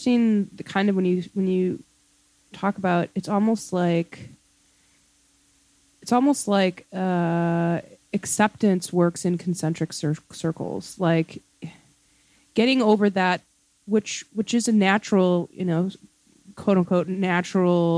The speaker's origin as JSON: {"language": "English", "town": "Ann Arbor", "region": "Michigan", "country": "United States", "tie": "born or raised there", "said": "as a kid growing up in Ann Arbor"}